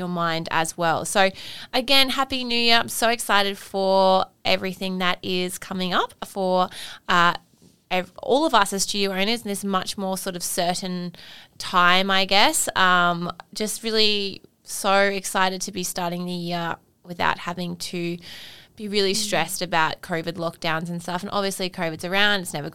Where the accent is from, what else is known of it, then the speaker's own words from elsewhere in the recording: Australia; as Australian dance studio owners